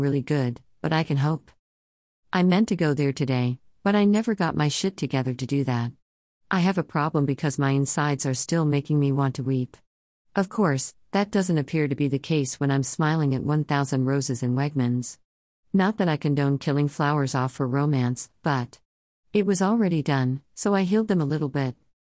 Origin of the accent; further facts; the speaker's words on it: Erie, Pennsylvania, United States; I grew up in the Erie Ghetto, y'all. East eighteenth Street, about two blocks away from the project's administration building